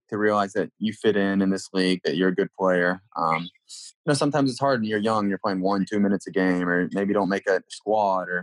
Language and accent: English; United States; also born or lived in Israel; as an American